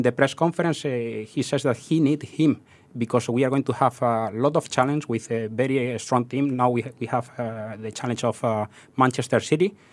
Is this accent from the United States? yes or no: no; southeast of Spain, Spain; English is a second language; moved away as an adult; also born or lived in Madrid; now in Singapore; I'm not from Madrid. I'm from the southeast of Spain